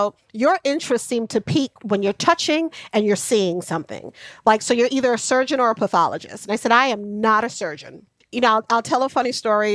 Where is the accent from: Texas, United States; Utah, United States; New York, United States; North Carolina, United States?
New York, United States; New York City; also born or lived in Atlanta / Brooklyn; Jamaica, Queens.